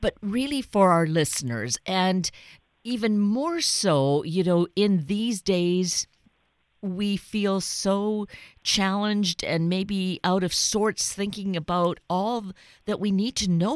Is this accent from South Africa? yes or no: no; Canada; now in United States; I am an immigrant from Canada, so it took me some time, you know, to go through the process and become an American citizen